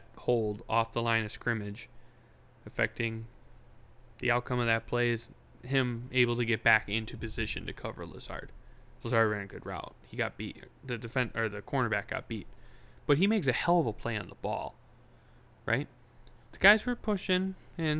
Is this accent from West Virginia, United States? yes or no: no; Northeast Wisconsin, United States; I grew up in Northeast Wisconsin